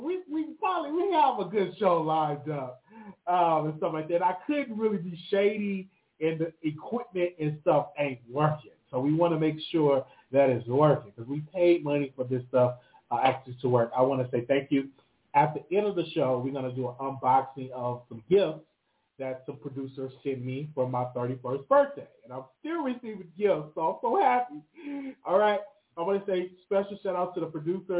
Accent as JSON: {"language": "English", "town": "Chicago", "region": "Illinois", "country": "United States", "tie": "born or raised there", "moved": "yes", "said": "I do got a little, you know, situation in Chicago. You know, I'm going to go visit my hometown"}